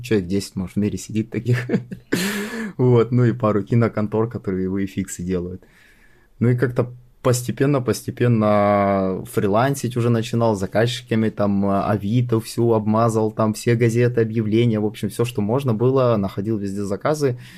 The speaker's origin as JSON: {"language": "Russian", "town": "Sochi", "region": "Krasnodar Krai", "country": "Russia", "tie": "born or raised there", "said": "я сам родом из Сочи, и как бы всю карьеру я строил в Сочи"}